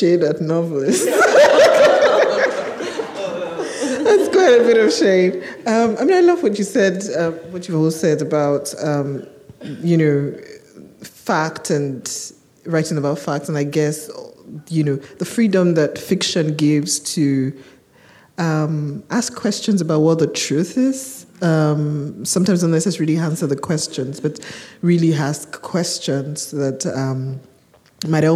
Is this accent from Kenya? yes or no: no; Nigeria; I'm Nigerian